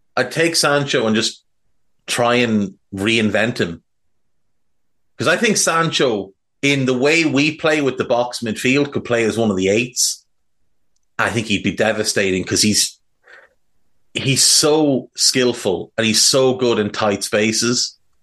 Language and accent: English; Ireland; I'm Irish